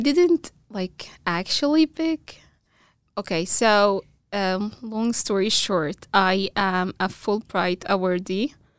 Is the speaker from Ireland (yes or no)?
no; Egypt; first language Arabic; English is a second language; moved away as an adult; now in Boise, United States; I'm, I'm, uh, originally from Egypt